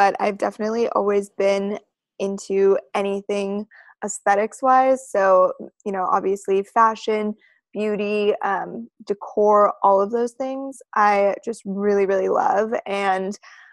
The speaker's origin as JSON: {"language": "English", "town": "Reno", "region": "Nevada", "country": "United States", "moved": "yes", "lives_now": "Los Angeles, United States", "said": "originally I am from Reno, Nevada"}